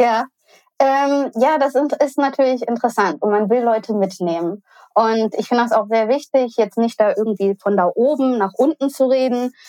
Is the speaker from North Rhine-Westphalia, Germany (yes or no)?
yes; Cologne, North Rhine-Westphalia, Germany; ich komme persönlich aus Köln, wurde dort geboren, bin dort zur Schule gegangen